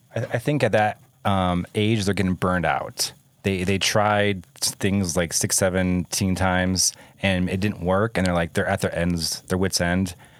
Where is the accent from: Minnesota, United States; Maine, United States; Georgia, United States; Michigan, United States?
Michigan, United States; moved away; also born or lived in Ohio; I grew up in Michigan